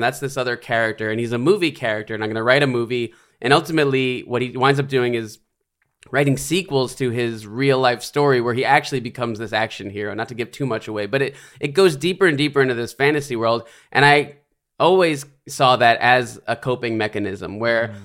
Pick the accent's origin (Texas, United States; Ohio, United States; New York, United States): New York, United States; New York City; grew up in the Bronx in New York.